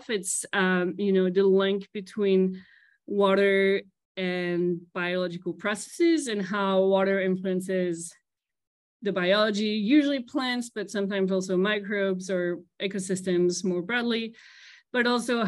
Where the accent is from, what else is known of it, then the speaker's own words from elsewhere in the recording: at the border with Germany, Grand Est, France; English is a second language; moved away as an adult; also born or lived in Strasbourg, France / Princeton, United States; originally from France. I'm actually half Colombian, half French, but grew up in France. And I grew up at the border with Germany, speaking Spanish, French, German.